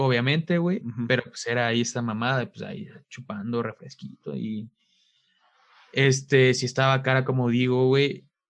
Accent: Mexico; de México

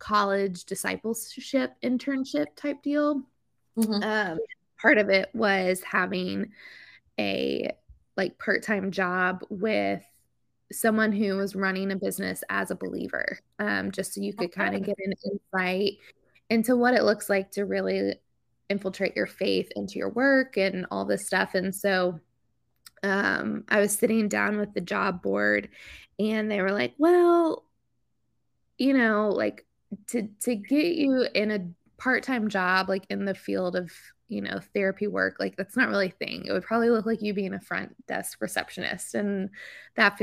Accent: Lexington, Kentucky, United States; moved away as an adult; now in Charleston, United States; I am originally from Lexington, Kentucky, but I have called Charleston, South Carolina home for the last year or so

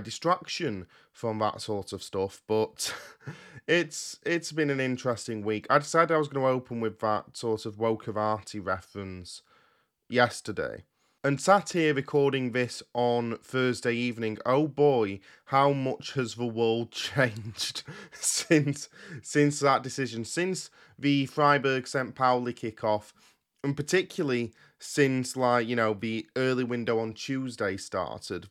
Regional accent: United Kingdom; I record these podcasts in the U K and that I'm British

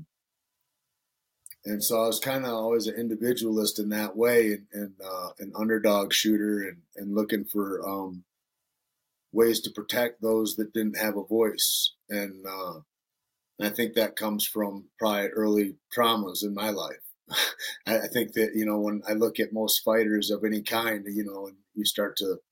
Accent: Alpena, Michigan, United States; moved away; also born or lived in Santa Fe; I grew up in Northern Michigan, up on the shore of Lake Huron, a town called Alpena.

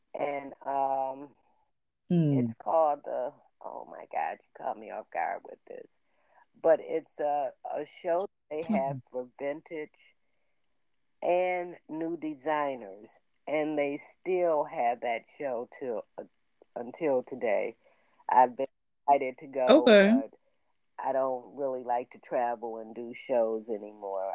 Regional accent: Buffalo, New York, United States; I was raised in Buffalo, New York, which is only 90 miles from Toronto

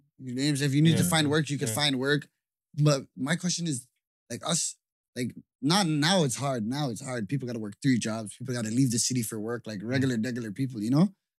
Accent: Toronto, Ontario, Canada; us growing up in Toronto, we all lived in hoods.

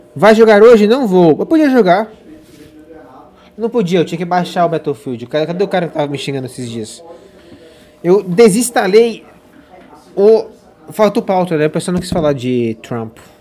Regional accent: São José dos Campos, São Paulo, Brazil; eu sou de São José

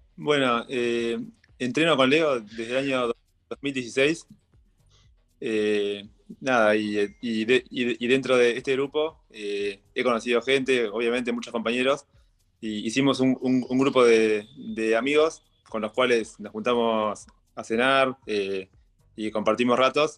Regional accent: Mar del Plata, Buenos Aires Province, Argentina; soy de Mar de Plata, nací en Mar de Plata y estuve toda mi vida en Mar del Plata, 41 eh, años

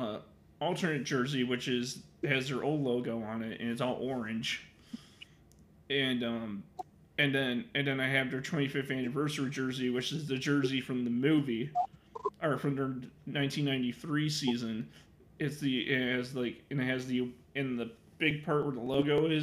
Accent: Chicago, Illinois, United States; I'm from Chicago

